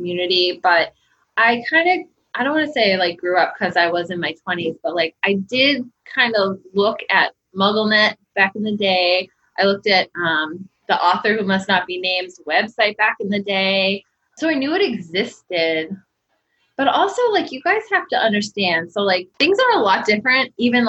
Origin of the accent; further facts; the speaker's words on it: Massachusetts, United States; now in New Hampshire, United States; I grew up in Massachusetts